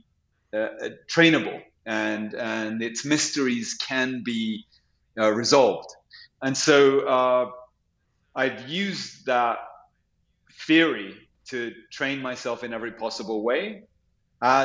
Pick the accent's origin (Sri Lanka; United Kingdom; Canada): United Kingdom; London; also born or lived in Santiago, Chile; now in New York, United States; I was raised in London